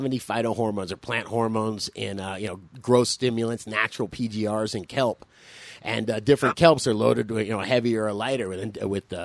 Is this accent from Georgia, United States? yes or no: no; Florida, United States; I'm from Florida myself